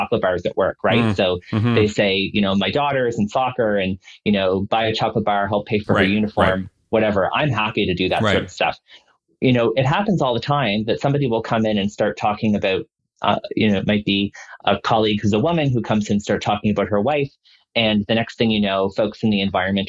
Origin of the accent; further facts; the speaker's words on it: Dartmouth, Nova Scotia, Canada; now in Toronto, Canada; I'm from Nova Scotia. Mm-hmm. And when I was growing up in Nova Scotia